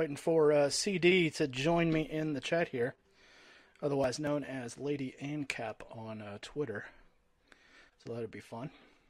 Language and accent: English; Omaha, Nebraska, United States; I was born in Omaha, Nebraska